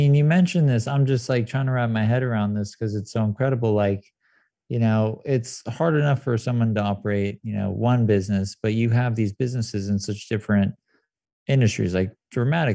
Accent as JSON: {"language": "English", "town": "San Clemente", "region": "California", "country": "United States", "tie": "born or raised there", "said": "I grew up in San Clemente"}